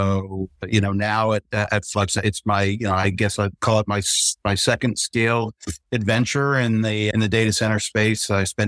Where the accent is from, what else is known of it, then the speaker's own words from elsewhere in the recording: Charlotte, North Carolina, United States; from Charlotte, North Carolina.